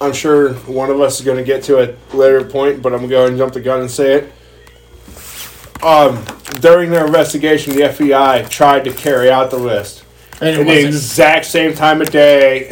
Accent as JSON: {"language": "English", "town": "Erie", "region": "Pennsylvania", "country": "United States", "tie": "born or raised there", "said": "spending a lot of my growing up in Erie and having a lot of family in Erie"}